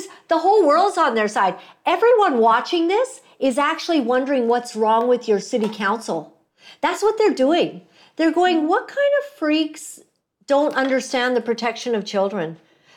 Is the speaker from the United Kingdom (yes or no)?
no; Canada; I am Canadian.